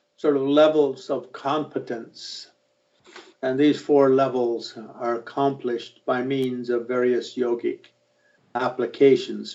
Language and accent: English; Ireland; I'm an Irishman